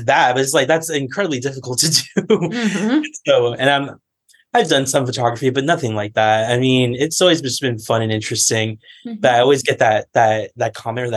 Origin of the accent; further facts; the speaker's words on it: California, United States; moved away as an adult; now in Washington, D.C., United States; I was from California. And in January, I moved all the way to Washington, D.C.